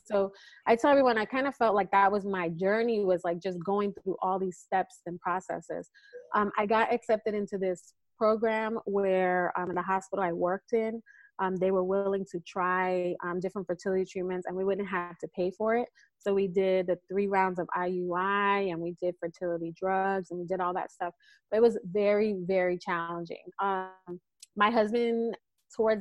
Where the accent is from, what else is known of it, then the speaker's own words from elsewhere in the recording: East Coast, United States; now in California, United States; we're from the East Coast